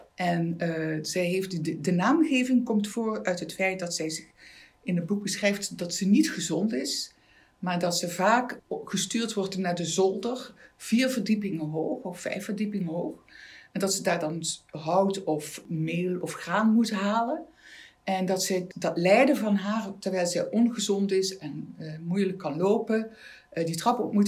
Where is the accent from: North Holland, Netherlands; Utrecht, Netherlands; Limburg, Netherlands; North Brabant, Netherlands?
Limburg, Netherlands; Maastricht; also born or lived in Amsterdam; Ik ben een Maastrichtse meisje